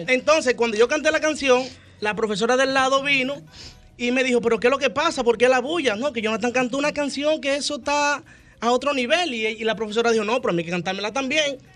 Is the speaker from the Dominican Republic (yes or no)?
yes; Azua, Dominican Republic; soy oriundo de Aso de Compostela